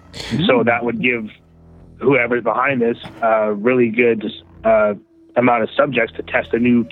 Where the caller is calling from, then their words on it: Manitoba, Canada; from Manitoba.